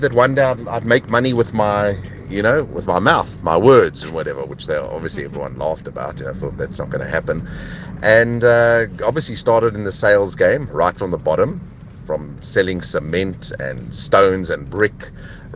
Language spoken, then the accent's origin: English; Eastern Cape, South Africa; moved away; I'm originally from the Eastern Cape area, and obviously in matric I decided not to study